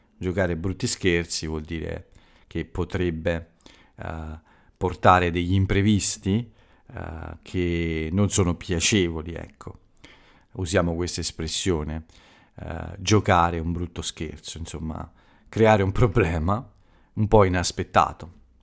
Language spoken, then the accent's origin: Italian; Italy